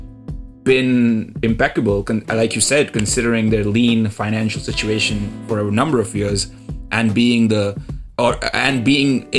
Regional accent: India; I'm Indian.

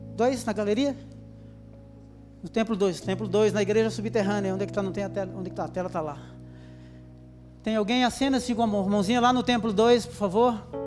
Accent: Brazil; E ele percebeu o meu sotaque e perguntou de onde eu era. Eu falei que sou brasileiro

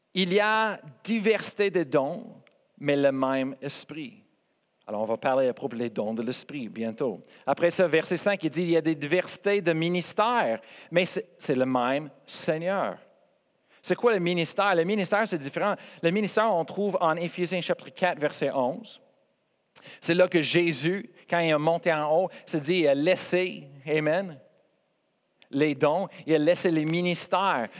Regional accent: Colorado, United States; French is a second language; moved away; je viens de Colorado

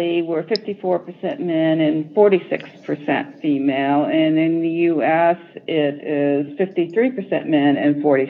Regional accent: Indiana, United States; I'm a Hoosier from Indiana, although I have lived other places

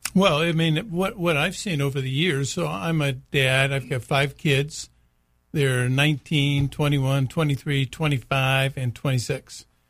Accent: United States; it's part of us being an American man

